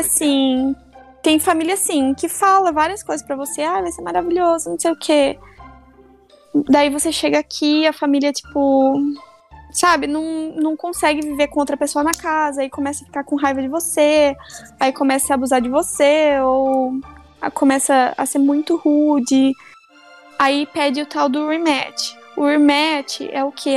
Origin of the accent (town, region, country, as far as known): Brazil; moved away as an adult; now in Arizona, United States